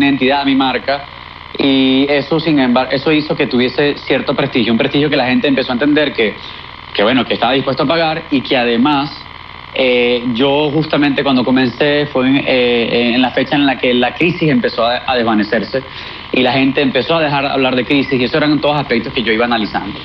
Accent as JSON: {"language": "Spanish", "country": "Venezuela", "moved": "as an adult", "said": "nosotros como sociedad, como venezolanos"}